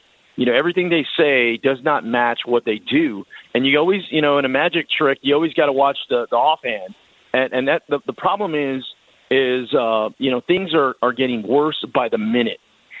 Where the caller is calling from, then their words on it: Del Rio, Texas, United States; Look, I'm calling you from Del Rio, Texas. That's right on the southern border between Texas and Mexico.